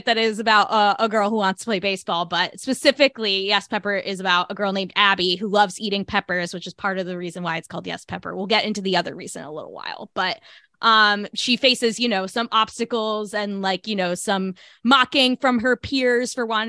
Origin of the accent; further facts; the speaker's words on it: tri-state area, United States; I grew up in the tri-state area also